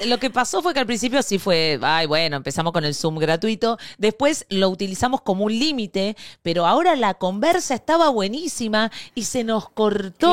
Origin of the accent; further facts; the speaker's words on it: Argentina; moved away as an adult; also born or lived in Spain; Yo me fui de Argentina